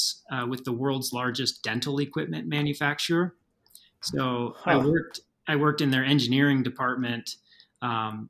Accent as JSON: {"language": "English", "area": "just outside of Portland", "region": "Oregon", "country": "United States", "tie": "born or raised there", "moved": "as an adult", "lives_now": "Steamboat Springs, United States", "said": "my hometown, which is just outside of Portland, Oregon"}